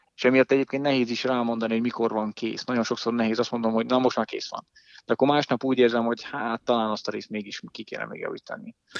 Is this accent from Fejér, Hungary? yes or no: yes; Dunaújváros, Fejér, Hungary; és hát én is nagyjából ott nőttem fel.